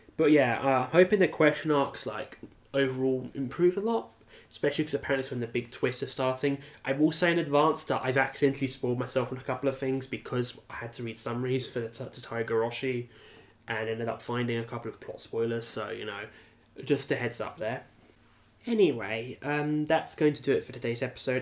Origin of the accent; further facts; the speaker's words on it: United Kingdom; a British person